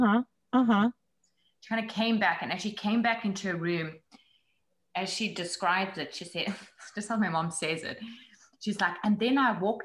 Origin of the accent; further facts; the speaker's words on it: Johannesburg, Gauteng, South Africa; moved away as an adult; also born or lived in New York; now in United States; growing up in Johannesburg.